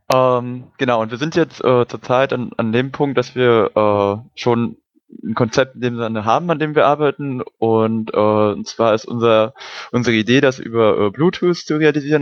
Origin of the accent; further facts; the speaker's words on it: Brandenburg, Germany; moved away as an adult; now in Hamburg, Germany; Also ich bin auch gerade erst nach Hamburg oder im September nach Hamburg gezogen, komme ursprünglich aus Brandenburg